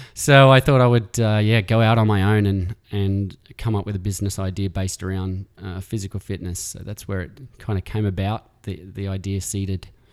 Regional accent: Alice Springs, Northern Territory, Australia; moved away as an adult; now in San Francisco, United States; growing up in Alice Springs, I was as far from the city as possible

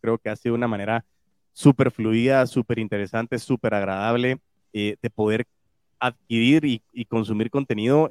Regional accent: Guatemala; se me salen chapinadas porque lógico también amo mi país y amo Guatemala

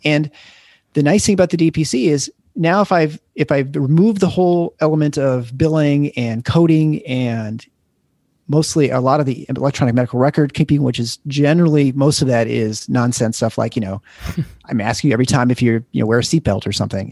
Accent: Lansing, Michigan, United States; also born or lived in Iowa City, Iowa; now in Grand Rapids, United States; I grew up in Lansing area

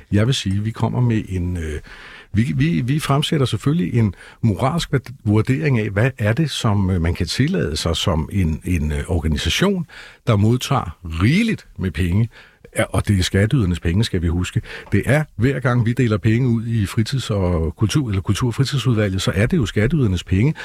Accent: Copenhagen, Capital Region of Denmark, Denmark; vi er jo også københavnere

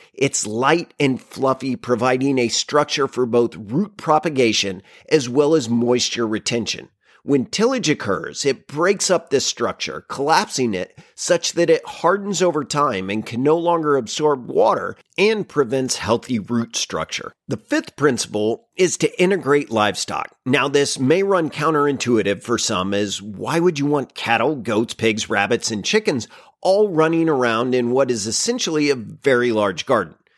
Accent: Oklahoma, United States; my home state of Oklahoma

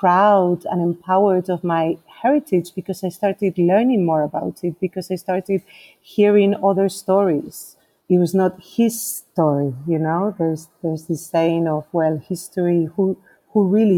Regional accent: Spain; also born or lived in Nigeria; now in Costa Rica; I was born in Nigeria, in West Africa, but at the age of 2, my parents decided to move back to Spain

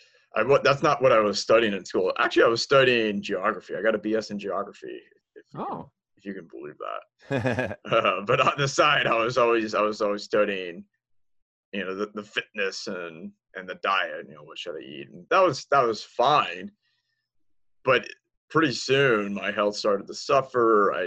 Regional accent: Washington, D.C. area, United States; also born or lived in Tampa, Florida; now in Texas, United States; I was born in Tampa, and my dad was a Marine, and he was stationed there. But I spent most of my childhood near Washington, D.C.

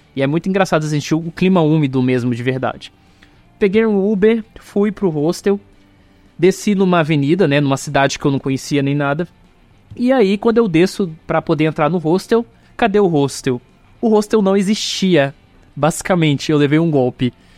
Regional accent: Minas Gerais, Brazil; also born or lived in São Paulo; now in Goiás, Brazil; Eu vivi minha infância em Minas, foi lá que eu fui alfabetizado, então culturalmente eu sou mineiro

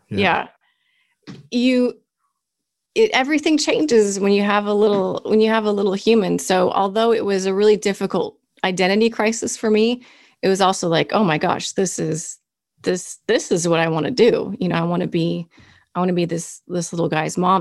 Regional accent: Kansas City, Missouri, United States; also born or lived in Berea, Illinois / New York City / Orange County; I lived in Berea, Illinois, and lived there until okay. I was seven. So Midwest girl, and then moved to Kansas City. And pretty much, I mean, you'd say I'm from Kansas City

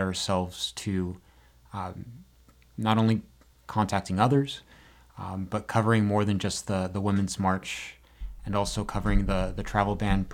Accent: Las Vegas, Nevada, United States; moved away as an adult; also born or lived in Reno, Nevada; now in San Francisco, United States; I'm originally from Las Vegas, Nevada

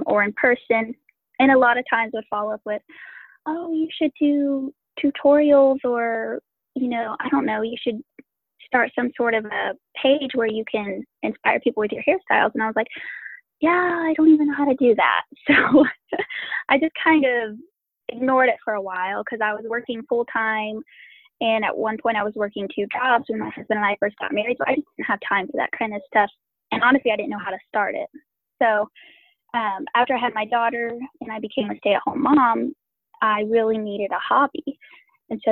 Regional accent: Indiana, United States; also born or lived in Ohio; I was born in Ohio, raised in Indiana

